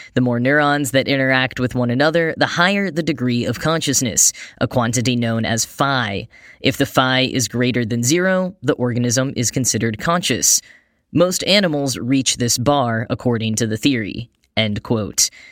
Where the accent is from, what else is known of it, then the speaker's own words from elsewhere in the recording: Texas, United States; growing up in Texas